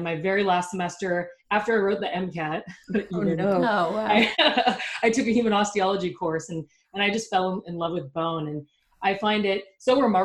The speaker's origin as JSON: {"language": "English", "country": "Canada", "moved": "yes", "said": "I'm from Canada"}